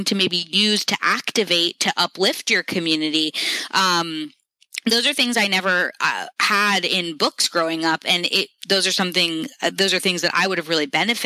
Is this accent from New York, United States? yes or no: yes; New York City, New York, United States; I grew up in New York City in this very diverse group of friends